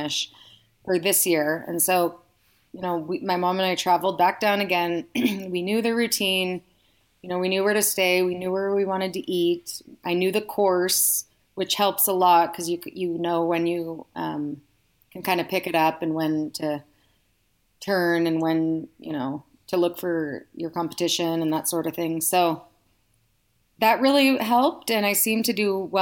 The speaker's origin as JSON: {"language": "English", "area": "the Bay Area", "region": "California", "country": "United States", "moved": "as an adult", "lives_now": "Reno, United States", "said": "I'm originally from the Bay Area"}